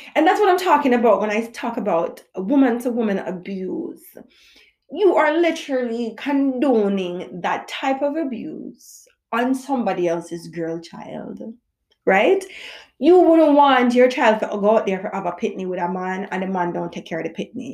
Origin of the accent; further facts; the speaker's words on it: Jamaica; I'm a Jamaican mother